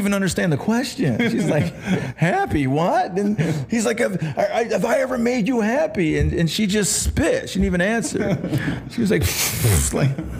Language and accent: English; Rome, New York, United States; also born or lived in Los Angeles; now in Las Vegas, United States; I'm from upstate New York, a little town called Rome, New York